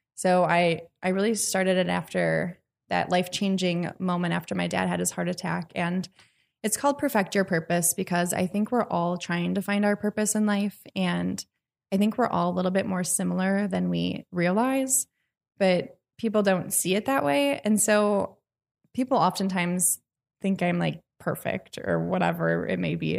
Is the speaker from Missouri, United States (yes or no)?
no; Washington County, Wisconsin, United States; I've already got involved in my hometown, which is in Washington County